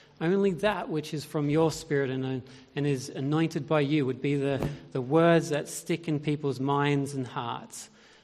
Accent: Australia; moved away as an adult; now in United Kingdom; I grew up in Australia. And I grew up in the foothills of the Great Dividing Range on the border between New South Wales and Victoria.

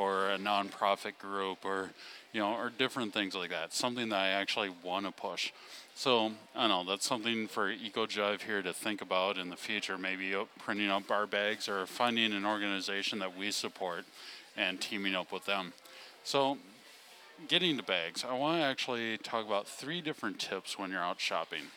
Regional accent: Wisconsin, United States; born or raised there

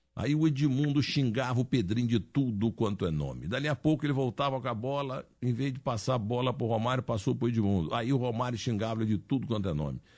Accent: Muzambinho, Minas Gerais, Brazil; eu tô há 50 anos falando bem da minha terra

